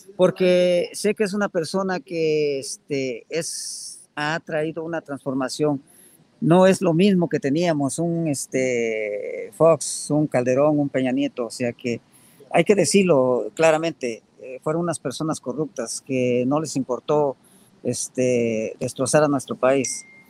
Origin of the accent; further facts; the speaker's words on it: Puebla, Mexico; moved away as an adult; now in United States; Soy de Puebla